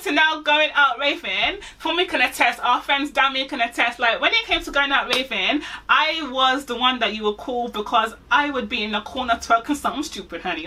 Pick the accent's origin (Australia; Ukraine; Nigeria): Nigeria; also born or lived in Manchester; I'm Nigerian.